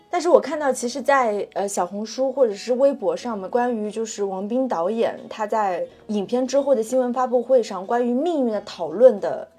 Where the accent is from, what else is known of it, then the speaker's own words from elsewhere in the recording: China; 作为中国人